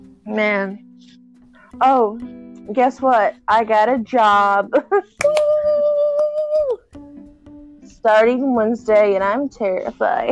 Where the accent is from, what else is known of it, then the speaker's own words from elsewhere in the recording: United States; us as Americans, we are American